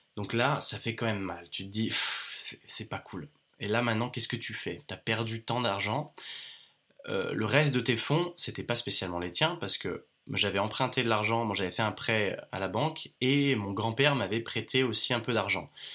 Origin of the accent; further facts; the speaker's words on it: France; also born or lived in Australia; je suis jeune, je suis un jeune entrepreneur, je suis français